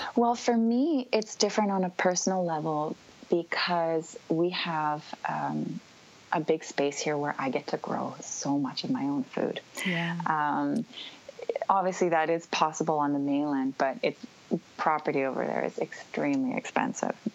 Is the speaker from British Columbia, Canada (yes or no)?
yes; North Vancouver, British Columbia, Canada; moved away as an adult; now in Vancouver Island, Canada; I grew up in uh, North Vancouver. I was born and raised, uh, and I actually moved to Vancouver Island, which is where I'm located right now